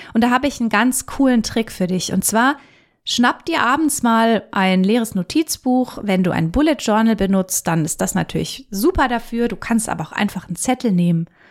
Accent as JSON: {"language": "German", "country": "Germany", "said": "bei uns in Deutschland"}